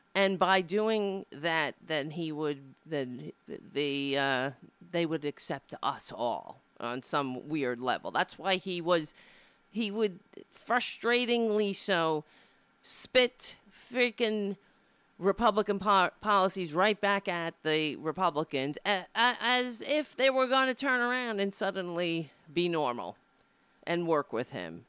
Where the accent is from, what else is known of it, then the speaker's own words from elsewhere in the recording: Brooklyn, New York, United States; I was born in Brooklyn, not in Ireland